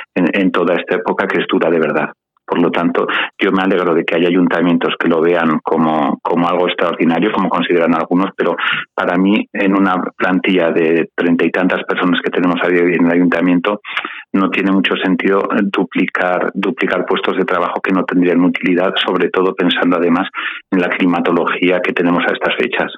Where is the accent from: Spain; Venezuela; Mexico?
Spain; Sallent de Gállego, Aragon; Yo creo que fui el último salientino que nació en mi pueblo